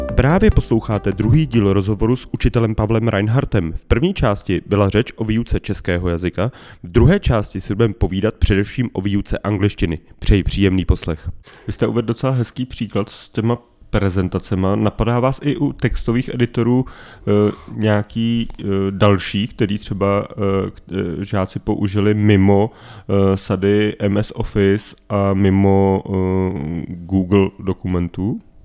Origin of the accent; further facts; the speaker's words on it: Czechia; já jsem byl poblíž rakouských hranic